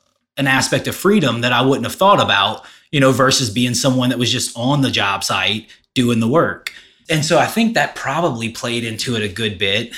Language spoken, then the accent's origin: English; Denham Springs, Louisiana, United States; also born or lived in Baton Rouge; I grew up in Denham, lived in Denham and Baton Rouge my whole life